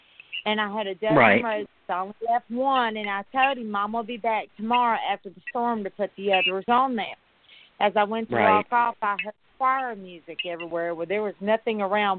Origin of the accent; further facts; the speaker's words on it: Mississippi, United States; Well, I moved to Mississippi. I moved back to my hometown.